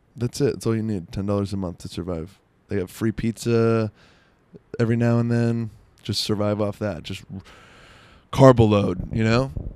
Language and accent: English; South Florida, United States; I'm from South Florida.